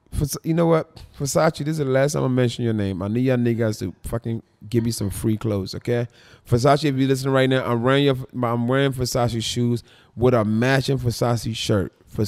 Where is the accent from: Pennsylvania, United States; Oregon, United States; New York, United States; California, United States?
Pennsylvania, United States; Philadelphia; also born or lived in Philippines; Philippines and Philadelphia, that's where I was raised. Everybody didn't follow. And my true fans know I was raised in Philadelphia.